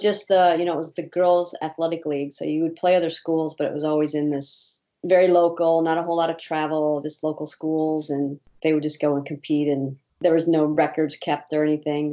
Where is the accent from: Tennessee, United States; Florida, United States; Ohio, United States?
Ohio, United States; moved away; also born or lived in Indiana; I was born in Ohio